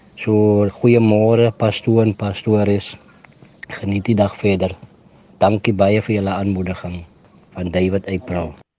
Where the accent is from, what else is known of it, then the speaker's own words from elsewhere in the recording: Cape Town, Western Cape, South Africa; al my broers en my susters, ons het saam opgegroei in Grassy Park.